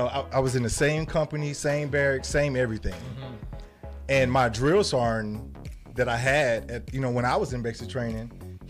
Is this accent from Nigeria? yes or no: no; Memphis, Tennessee, United States; moved away; I'm originally from Memphis, Tennessee.